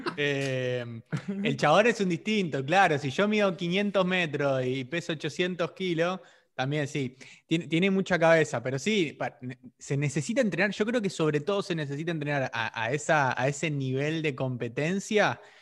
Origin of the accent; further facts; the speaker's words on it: Argentina; nosotros en Argentina usamos el vos